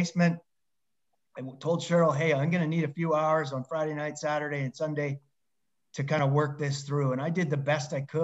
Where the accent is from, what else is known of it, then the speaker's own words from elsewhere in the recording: Lethbridge, Alberta, Canada; moved away; I applied for a university job to teach back in my hometown of Lethbridge, Alberta, Canada.